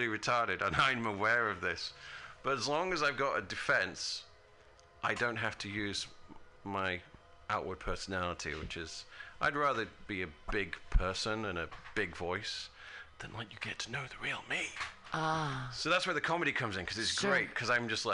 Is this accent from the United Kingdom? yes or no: yes; United Kingdom; moved away as an adult; now in United States; I'm from a British country, I'm from Great Britain